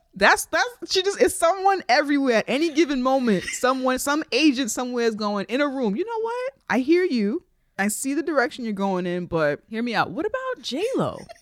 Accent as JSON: {"language": "English", "region": "New York", "country": "United States", "said": "As a New Yorker, most of our whites here are Jews."}